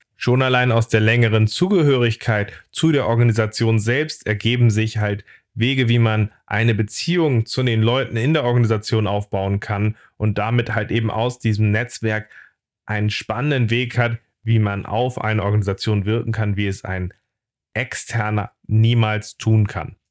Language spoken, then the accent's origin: German; Hamburg, Germany; ich bin Hamburger